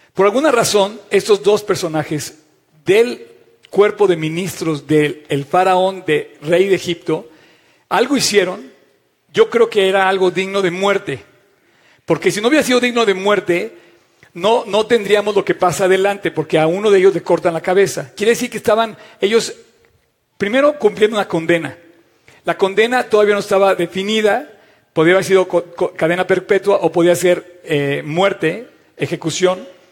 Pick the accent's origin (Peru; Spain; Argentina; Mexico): Mexico; Dios quiso que naciéramos en México